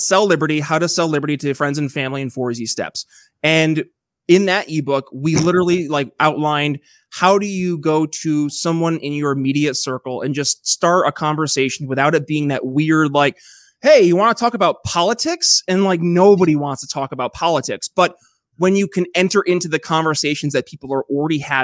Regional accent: Northern New York, United States; moved away as an adult; also born or lived in Philadelphia; now in Eastern Indiana, United States; I'm from a small town originally myself up in Northern New York

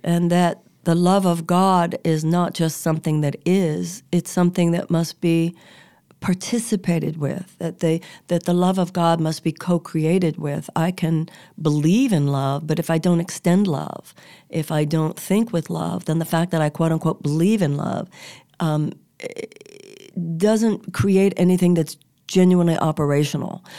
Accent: United States; we're American

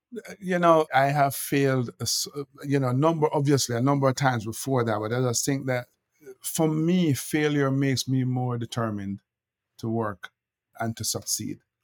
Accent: Kingston, Jamaica; moved away as an adult; now in United States; I'm I'm Jamaican. I was born and raised in Jamaica

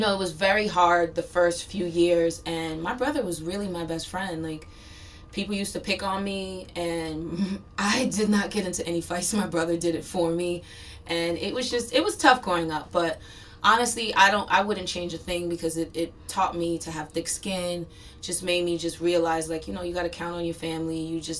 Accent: Brooklyn, New York, United States; born there; also born or lived in New Jersey; So I was originally born in Brooklyn.

